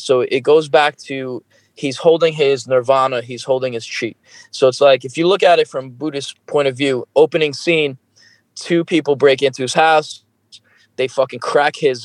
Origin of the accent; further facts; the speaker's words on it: New York, United States; i am from New York